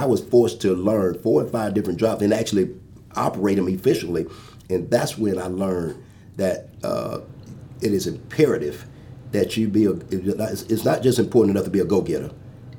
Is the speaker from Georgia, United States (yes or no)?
yes; Atlanta, Georgia, United States; I'm from Atlanta